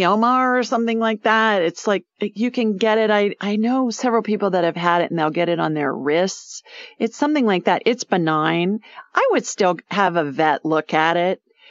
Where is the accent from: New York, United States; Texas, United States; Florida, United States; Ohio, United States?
Ohio, United States; moved away as an adult; also born or lived in Los Angeles / South Dakota; Ohio winters where I grew up